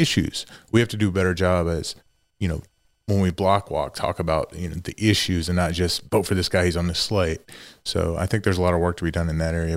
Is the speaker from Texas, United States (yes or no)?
yes; East Montgomery County, Texas, United States; That that's where I grew up my whole life.